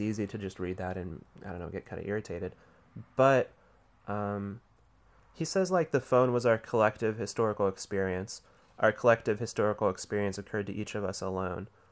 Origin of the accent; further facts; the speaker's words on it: Rust Belt, United States; I grew up in the Rust Belt